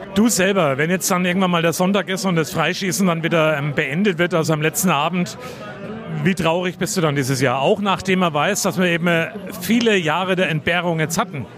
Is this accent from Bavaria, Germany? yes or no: yes; Coburg, Bavaria, Germany; ich bin der gebürtige Coburger